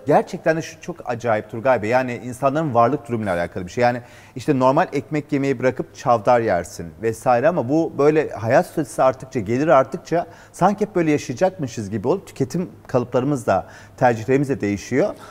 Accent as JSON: {"language": "Turkish", "country": "Turkey", "said": "biz Türkler olarak"}